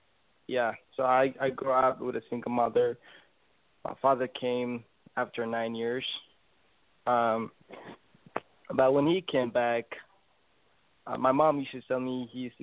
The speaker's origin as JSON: {"language": "English", "country": "Ethiopia", "said": "I'm from Ethiopia."}